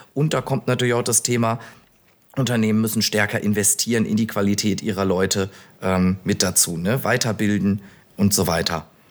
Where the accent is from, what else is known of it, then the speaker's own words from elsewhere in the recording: Bielefeld, North Rhine-Westphalia, Germany; also born or lived in Münster; now in Düsseldorf, Germany; bin gebürtig aus Bielefeld